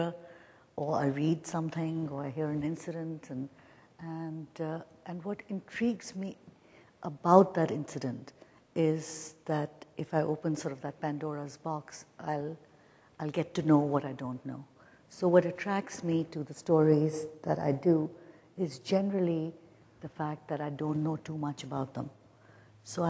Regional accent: India; now in Toronto, Canada; I'm Indian.

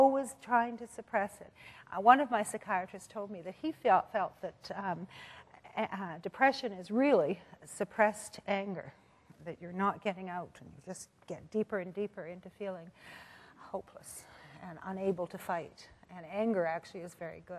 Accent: Canada; I did get well-educated, of course, being a Canadian girl. The schools were great.

